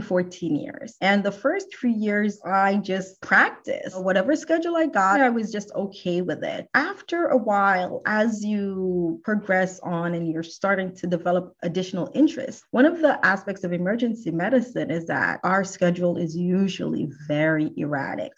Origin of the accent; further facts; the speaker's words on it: New Jersey, United States; moved away as an adult; now in Houston, United States; all of my formative years, I grew up in New Jersey and I've been in Houston for almost 14 years